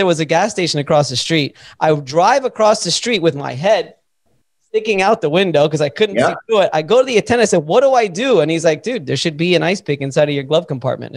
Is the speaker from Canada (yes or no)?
no; Miami, Florida, United States; I'm from Miami. I'm a city guy.